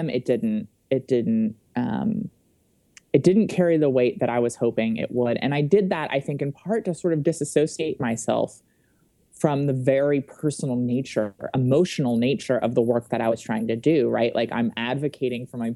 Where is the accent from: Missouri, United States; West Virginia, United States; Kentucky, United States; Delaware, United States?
Delaware, United States; Wilmington; moved away as an adult; I grew up in Wilmington, Delaware, and I had always wanted to return to Delaware after I graduated from college